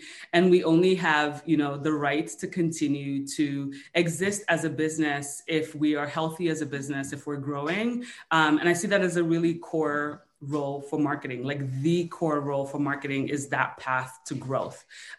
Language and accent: English; United States; So I say I'm Nigerian American because it just gives people a greater sense of context for all the different pieces of me that kind of made me who I am today.